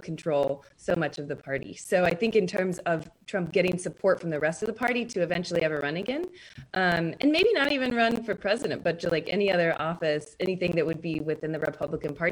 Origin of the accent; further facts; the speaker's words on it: Kentucky, United States; I'm from Kentucky.